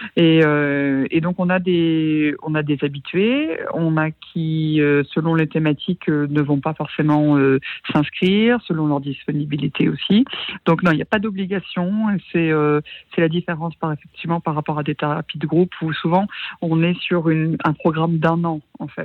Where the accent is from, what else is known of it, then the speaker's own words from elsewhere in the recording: Normandy, France; je suis originaire de Normandie